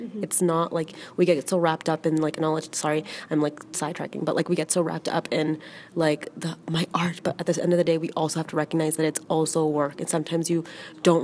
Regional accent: Toronto, Ontario, Canada; where I'm from, Toronto.

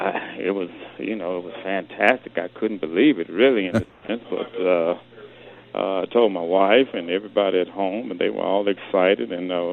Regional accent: Jackson, Mississippi, United States; moved away; I'm originally from Jackson, Mississippi, which is home of Malico Records.

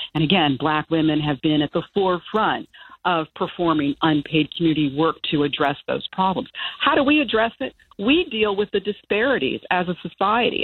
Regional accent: Chambersburg, Pennsylvania, United States; moved away as an adult; also born or lived in Maryland / Amherst, Massachusetts; I grew up in a uh, small town in Pennsylvania called Chambersburg

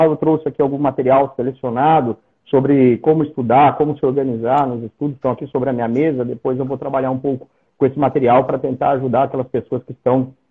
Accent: São José dos Campos, São Paulo, Brazil; eu sou de São José dos Campos, não sei se disse isso a você.

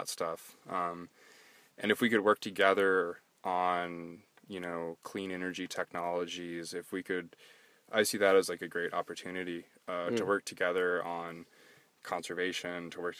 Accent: United States; as an American

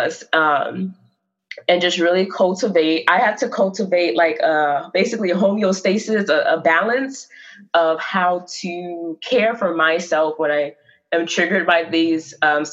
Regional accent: the South, United States; I'm from the South

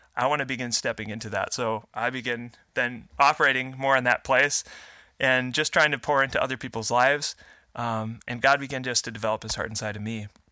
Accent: Fargo, North Dakota, United States; I'm a Fargo, Fargo native, born and raised.

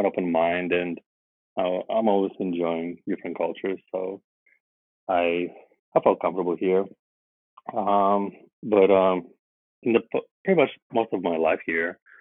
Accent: Vladivostok, Primorsky Krai, Russia; English is a second language; moved away as an adult; now in Shanghai, China; I'm from Russia. From a small town called Vladivostok

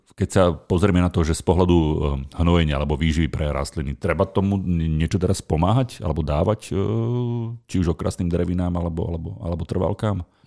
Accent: Nová Baňa, Banská Bystrica Region, Slovakia; moved away; ja som bol doma v Novej Báni

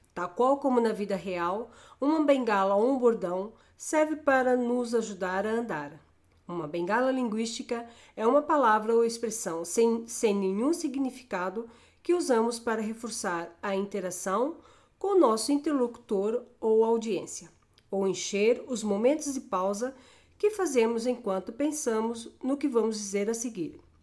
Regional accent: Brazil; Alguns bordões usados na minha terra são o som o é e as palavras olha

